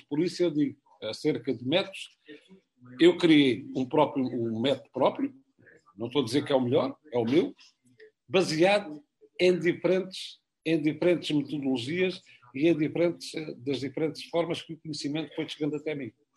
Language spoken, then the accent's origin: Portuguese; Algarve, Portugal; moved away; eu sou algarvio